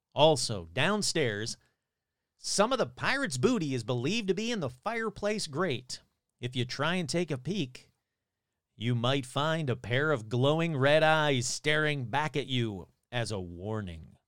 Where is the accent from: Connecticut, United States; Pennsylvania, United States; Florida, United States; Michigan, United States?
Michigan, United States; Fenton; now in California, United States; my hometown, my home state of Michigan. Fenton, Michigan, to be exact